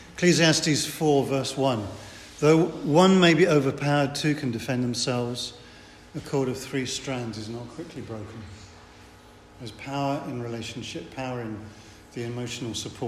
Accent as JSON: {"language": "English", "region": "England", "country": "United Kingdom", "said": "I'm English."}